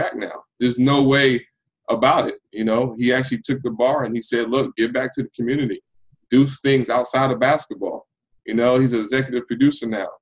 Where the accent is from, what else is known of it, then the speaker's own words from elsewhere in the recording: Roselle, New Jersey, United States; where I grew up in New Jersey, from Roselle Central High School